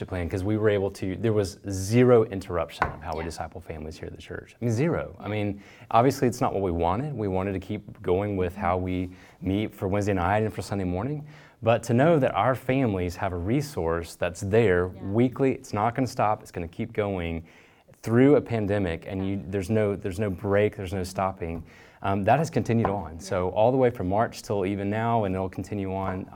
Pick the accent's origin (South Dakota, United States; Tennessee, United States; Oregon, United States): Tennessee, United States; Memphis; moved away as an adult; now in East Tennessee, United States; So we're from Memphis and been in East Tennessee for that amount of time.